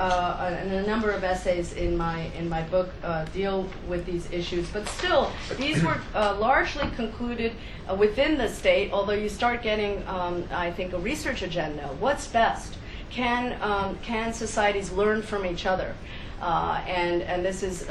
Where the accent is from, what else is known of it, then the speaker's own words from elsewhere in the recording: Argentina; moved away; I'm originally from Argentina